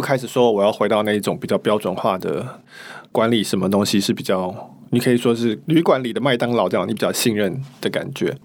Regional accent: Taiwan; 我们台湾人

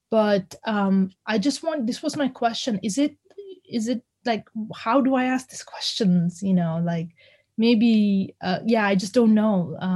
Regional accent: India; now in Bath, United Kingdom; now i'm from india and i have no problem saying where i'm from because i am from india when people ask me i'm fine with it

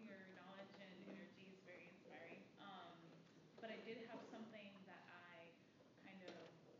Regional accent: Seattle, Washington, United States; I'm growing up in Seattle and seeing this city be influxed with more wealth than it had before.

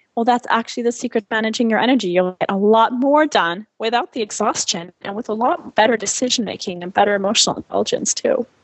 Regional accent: France; also born or lived in China; now in United States; I'm originally from France, and, um, I, I've obviously lived in the U S for twenty years, and then I lived in China for a couple years

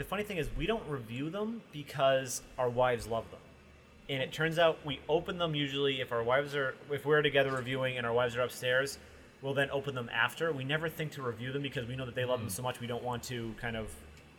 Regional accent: Massachusetts, United States; Hey, we're from Massachusetts

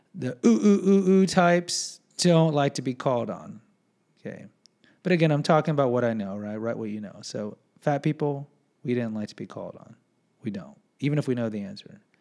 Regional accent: Houston, Texas, United States; I'm from Houston

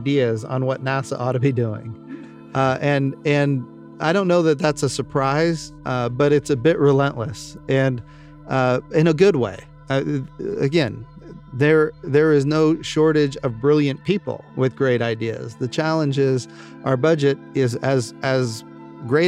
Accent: Oklahoma, United States; Oklahoma, which happens to be my home state

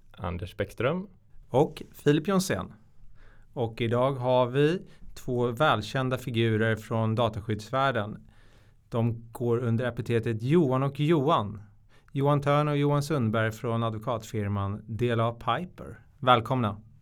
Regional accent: Stockholm, Stockholm County, Sweden; Jag är från Stockholm. Jag tror det hörs på dialekten

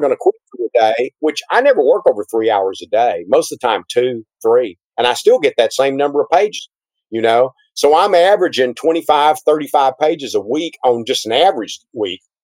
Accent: Texas, United States; being a Texan

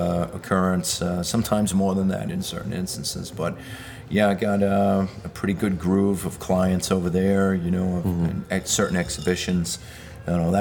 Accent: New York City, New York, United States; also born or lived in Manhattan, New York City; I grew up in the Bensonhurst area of Brooklyn

